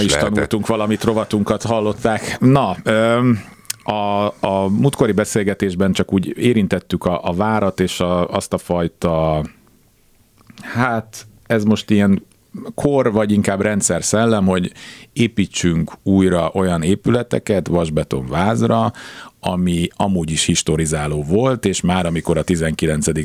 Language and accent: Hungarian; Budapest, Hungary; born or raised there